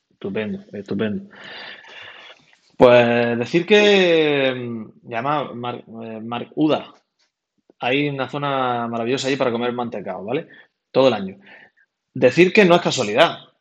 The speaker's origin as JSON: {"language": "Spanish", "town": "Almería", "region": "Andalusia", "country": "Spain", "also_born_or_lived": "Granada"}